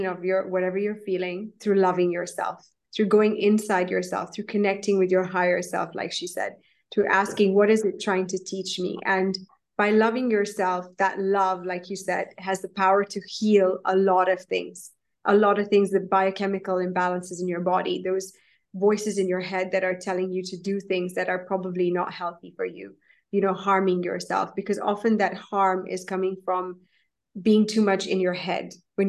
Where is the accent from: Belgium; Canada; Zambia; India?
India; I'm actually an Indian, and in Hinduism, it's not, I wouldn't call myself religious by any means or form